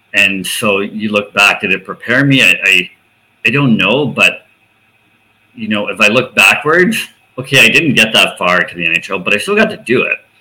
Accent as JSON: {"language": "English", "area": "outside of Toronto", "region": "Ontario", "country": "Canada", "tie": "born or raised there", "said": "growing up outside of Toronto, just outside of Toronto"}